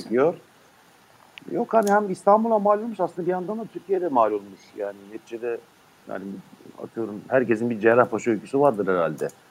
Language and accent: Turkish; Ulm, Baden-Württemberg, Germany; Ulm'de doğdum.